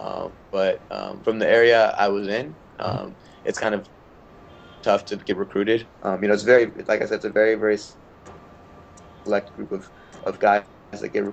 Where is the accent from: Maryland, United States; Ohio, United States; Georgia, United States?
Maryland, United States; also born or lived in India (ancestry); I'm from Maryland